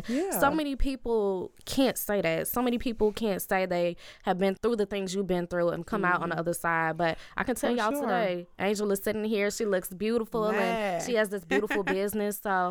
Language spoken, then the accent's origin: English; Chicago, Illinois, United States; growing up in Chicago.